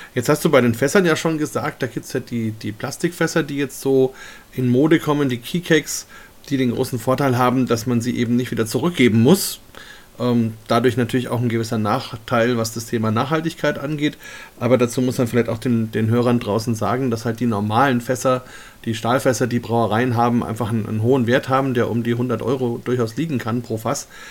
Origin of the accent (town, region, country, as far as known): Germany